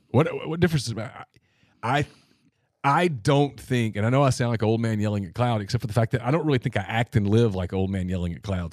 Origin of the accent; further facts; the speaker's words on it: Ruston, Louisiana, United States; growing up in Ruston